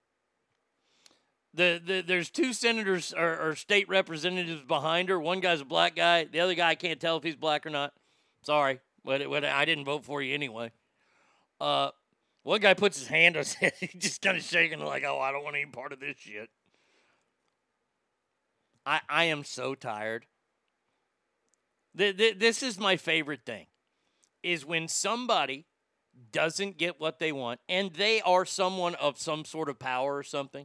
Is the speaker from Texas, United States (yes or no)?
yes; Texas, United States; moved away; my home state of Texas